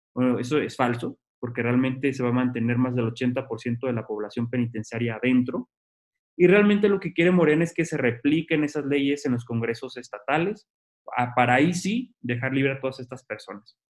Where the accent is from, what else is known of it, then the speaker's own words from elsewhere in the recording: Tijuana, Baja California, Mexico; moved away as an adult; also born or lived in Mexico City; yo soy tijuanense, me vine a la Ciudad de México a estudiar la licenciatura